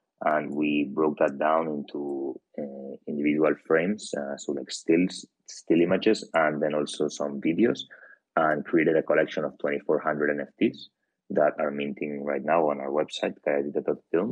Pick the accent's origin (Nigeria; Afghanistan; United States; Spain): Spain; Barcelona, Catalonia; now in London, United Kingdom; I'm a filmmaker from Barcelona, Spain.